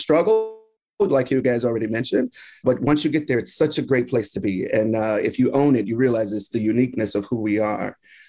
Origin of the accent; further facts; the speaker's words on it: Houston, Texas, United States; also born or lived in Mississippi / Louisiana / Alabama; So I'm originally from the South, was born in Houston, lived in Mississippi, Louisiana, Alabama, Texas, all of them